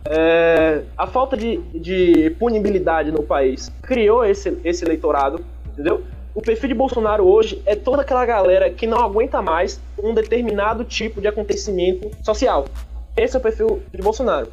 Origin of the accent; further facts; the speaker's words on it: Bahia, Brazil; sou baiano.